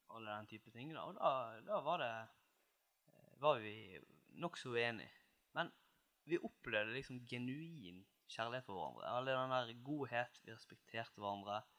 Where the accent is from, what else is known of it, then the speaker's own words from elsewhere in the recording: Seim, Vestland, Norway; also born or lived in Oslo; now in Bergen, Norway; Jeg er fra Nord-Hordaland, litt nord for Bergen. Mm. Seim, nærmere bestemt